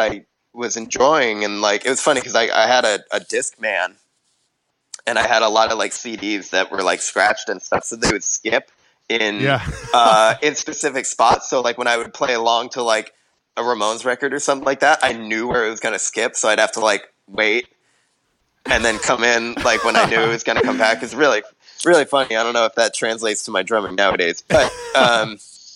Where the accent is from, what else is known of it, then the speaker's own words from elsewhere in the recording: New Jersey, United States; I'm from New Jersey